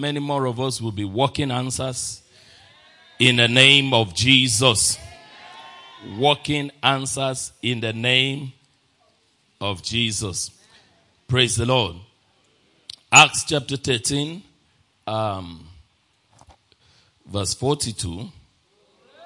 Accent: Nigeria; I'm a Nigerian

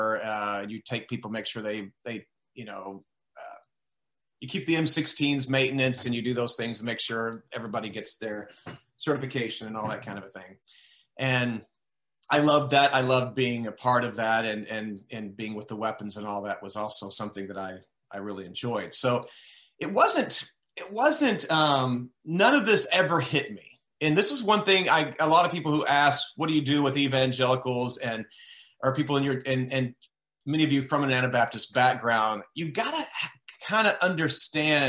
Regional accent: Texas, United States; as a child and growing up in Texas

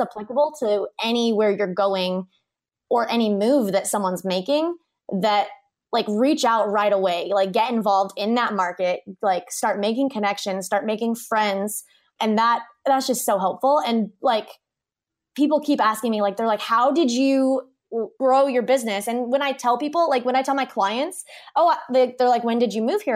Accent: Kansas, United States; moved away as an adult; now in Hawaii, United States; we grew up in Kansas. I started my business in Kansas

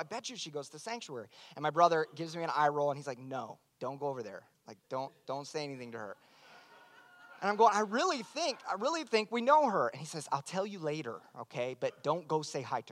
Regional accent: Tulsa, Oklahoma, United States; moved away as an adult; now in Nashville, United States; I was born and raised here in Tulsa, Oklahoma

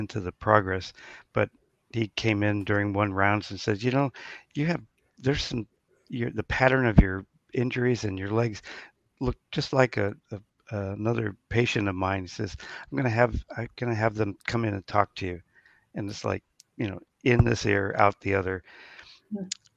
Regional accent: California, United States; I'm from California

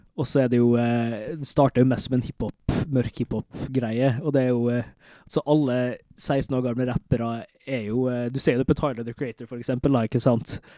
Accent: Molde, Møre og Romsdal, Norway; Men vi er begge to fra Møre og Romsdal. Jeg er fra Molde

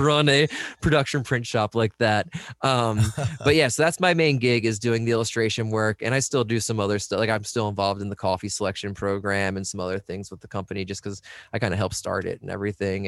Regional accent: United States; in Delaware and P A right around where I grew up

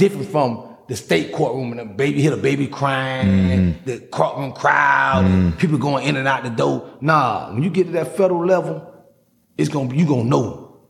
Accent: Miami, Florida, United States; I'm an OG from Miami, man.

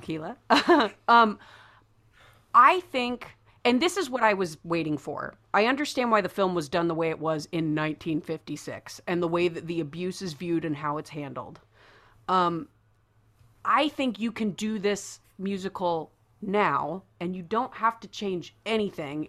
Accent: Midwest, United States; growing up in the Midwest

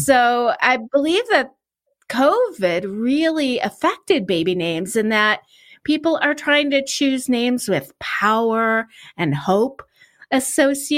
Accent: Chicago, Illinois, United States; I grew up in the Chicago area

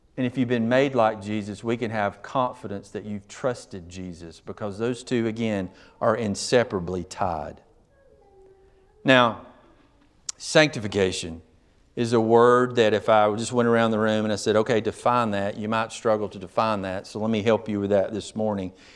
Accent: United States; I'm an American.

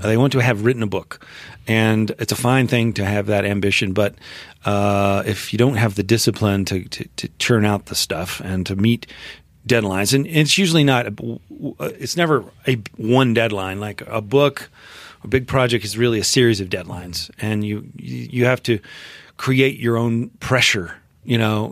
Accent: Memphis, Tennessee, United States; moved away as an adult; I grew up in Memphis, Tennessee

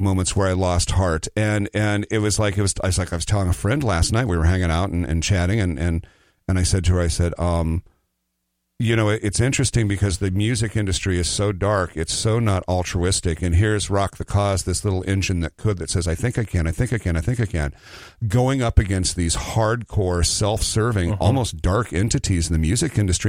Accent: Nebraska City, Nebraska, United States; a little town outside of Nebraska called Nebraska City, Nebraska. It's the home of Arbor Day

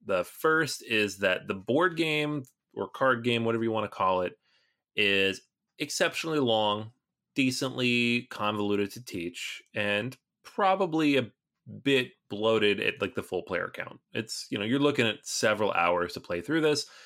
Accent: Seattle, Washington, United States; I grew up in Seattle area where the game was launched

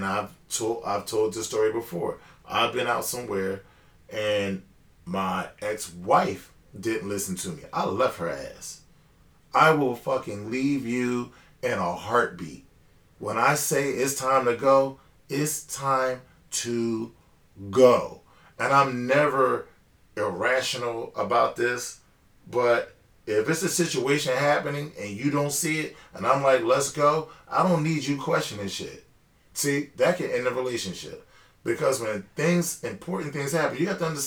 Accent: United States; I'm the American boy

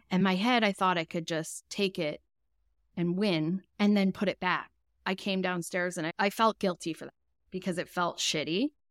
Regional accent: Edmonton, Alberta, Canada; I'm from Edmonton, Alberta.

